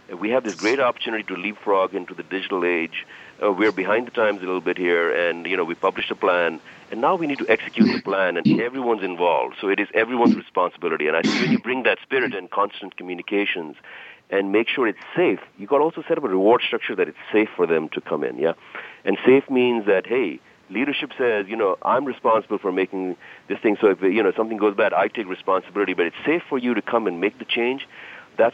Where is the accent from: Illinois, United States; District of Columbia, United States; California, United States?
District of Columbia, United States; Washington; Now, I'm from the D.C., and I'm from Washington, D.C., so I'm a typical go-getter kind of guy in federal government.